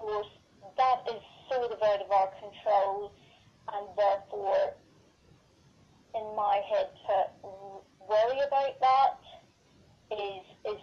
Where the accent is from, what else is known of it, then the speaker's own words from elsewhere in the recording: Northern Ireland, United Kingdom; I'm from Northern Ireland